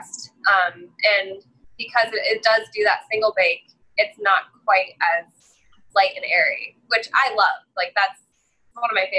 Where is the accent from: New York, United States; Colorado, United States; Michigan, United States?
Colorado, United States; Boulder; I grew up in Colorado